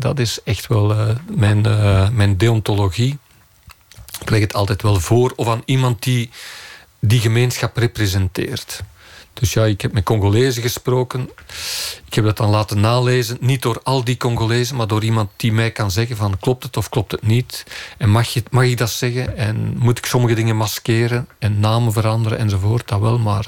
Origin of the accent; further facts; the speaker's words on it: Turnhout, Flanders, Belgium; also born or lived in Leuven; dat ik van Turnhout ben, de Kempen